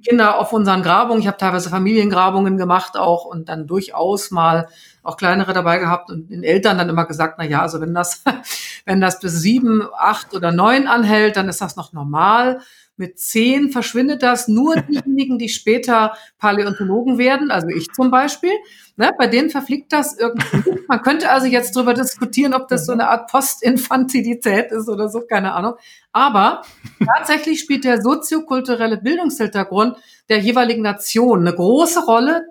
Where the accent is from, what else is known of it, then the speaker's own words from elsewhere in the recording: Germany; Bei uns in Deutschland